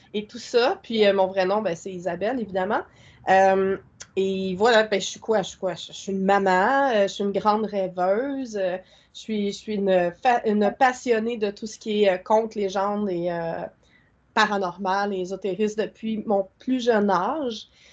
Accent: Quebec, Canada

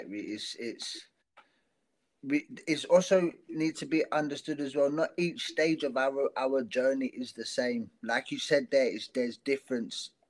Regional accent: South Africa; accent: South African mixed with South London; It's tough for me because part of my accent is South African. Oh. And mixed with South London, so yeah, it's a it's a it's a duo of of accents.

